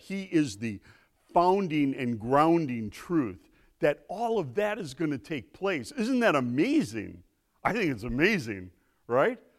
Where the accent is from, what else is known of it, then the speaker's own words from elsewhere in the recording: Milwaukee, Wisconsin, United States; I'm from Milwaukee